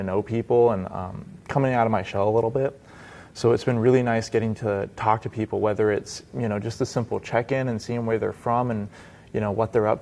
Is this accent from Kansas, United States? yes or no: no; Phoenix, Arizona, United States; I'm from Phoenix, Arizona.